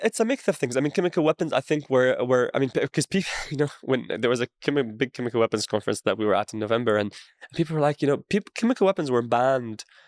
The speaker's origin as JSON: {"language": "English", "country": "Syria", "moved": "yes", "said": "where are you from? And I say Syria"}